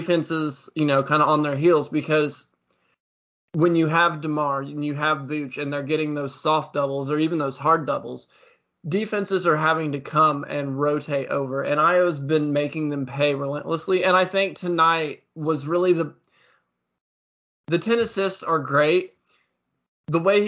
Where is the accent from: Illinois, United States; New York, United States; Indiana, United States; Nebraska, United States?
Illinois, United States; I'm from Illinois.